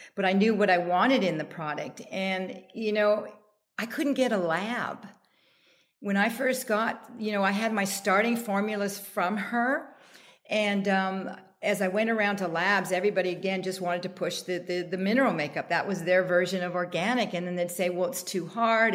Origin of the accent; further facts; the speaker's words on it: Canada; now in United States; I'm Canadian